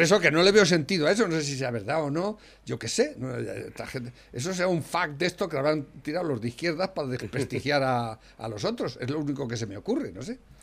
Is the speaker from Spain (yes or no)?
yes; Spain; como español que uno se siente